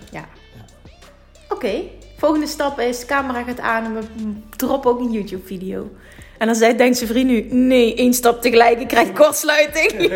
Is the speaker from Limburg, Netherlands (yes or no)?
yes; Limburg, Netherlands; accent: Limburg; wij komen uit Limburg. Je hoort dus een vet accent